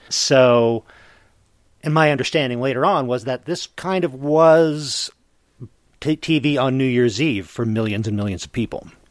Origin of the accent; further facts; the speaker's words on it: Eastern time zone, Eastern United States, United States; now in Mountain Time zone, United States; I gr- was growing up in the Eastern time zone.